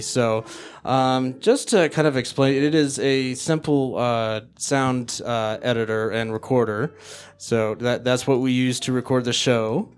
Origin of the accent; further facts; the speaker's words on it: Denver, Colorado, United States; I didn't leave my hometown